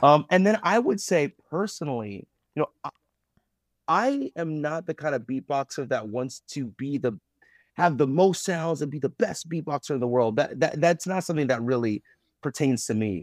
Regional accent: Owensboro, Kentucky, United States; growing up in Owlsboro, Kentucky

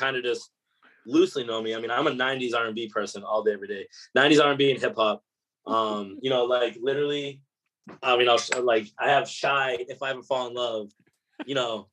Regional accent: Abington, Massachusetts, United States; moved away as an adult; also born or lived in Boston; now in Nashville, United States; I'm an Abington kid, so you know, I gotta pay homage to my local candy coffee

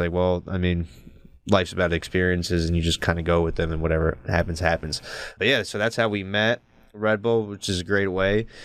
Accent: New Jersey, United States; I was from Jersey

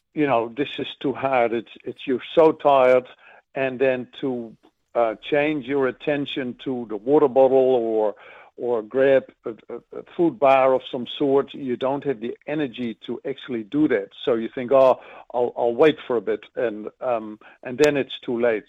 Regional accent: Netherlands; now in New Zealand; I grew up in Holland

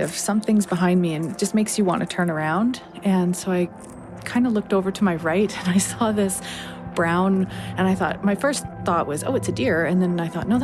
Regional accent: Chemainus, British Columbia, Canada; I'm from Chemainus, BC

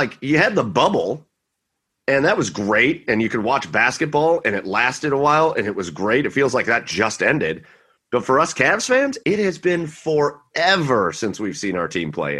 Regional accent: Cleveland, Ohio, United States; I'm from Cleveland.

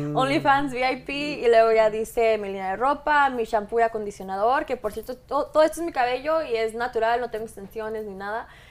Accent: Mexico; yo soy mexicana

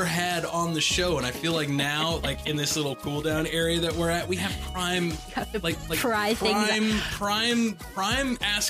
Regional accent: Fillmore, United States; I was from Fillmore, which was a smaller town like 30 minutes away. So I had like an hour-long bus ride to get

